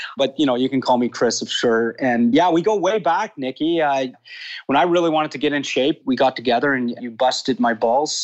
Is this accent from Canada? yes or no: yes; Toronto, Ontario, Canada; now in Florida, United States; I grew up in Toronto, born and raised actually.